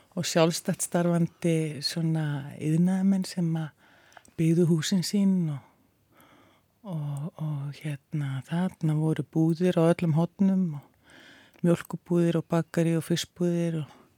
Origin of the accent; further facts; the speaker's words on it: Reykjavík, Capital Region, Iceland; ég ólst upp í Vógakverfi